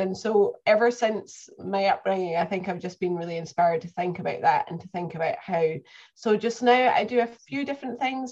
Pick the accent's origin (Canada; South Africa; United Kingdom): United Kingdom; Perth, Scotland; also born or lived in Northern Ireland; now in Cumbria, United Kingdom; I was born in Perth, Scotland nearly 40 years ago and have lived in Scotland, Northern Ireland, and now in Cumbria in England